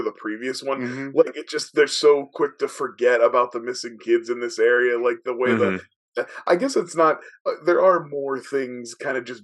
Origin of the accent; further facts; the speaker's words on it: Ohio, United States; We're from Ohio. We have the distinct lack of an accent